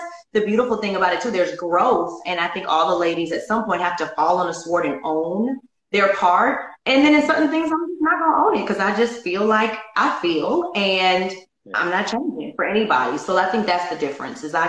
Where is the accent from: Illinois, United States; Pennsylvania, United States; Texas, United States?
Illinois, United States; Chicago; I'm from Chicago